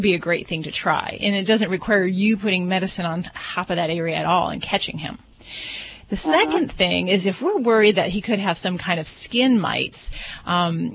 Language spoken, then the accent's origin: English; Hammond, Indiana, United States; moved away as an adult; now in Las Vegas, United States; I come from Hammond, Indiana, in the northwest part of the state.